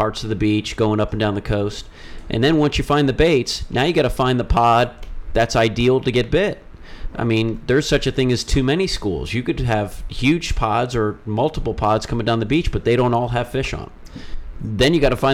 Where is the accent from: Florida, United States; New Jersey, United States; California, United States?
Florida, United States; Wilton Manors; I grew up in Wolt Manors